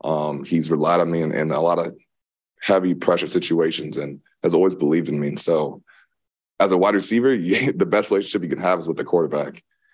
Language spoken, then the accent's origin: English; Des Moines, Iowa, United States; Born and raised in the Midwest, Des Moines, Iowa.